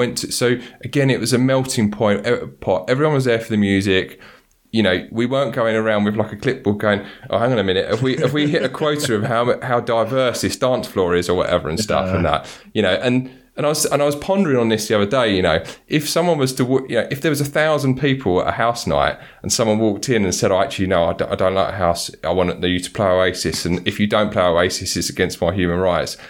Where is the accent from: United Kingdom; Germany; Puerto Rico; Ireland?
United Kingdom; London; I grew up in Southeast London